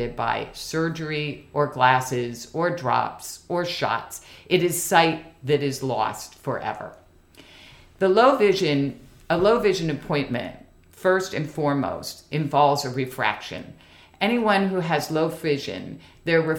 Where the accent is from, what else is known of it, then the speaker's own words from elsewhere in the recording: Washington, District of Columbia, United States; a native Washingtonian, born and bred.